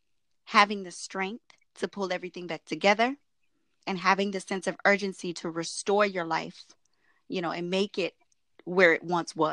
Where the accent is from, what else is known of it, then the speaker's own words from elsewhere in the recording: Merritt Island, Florida, United States; I was born and raised in Merritt Island, Florida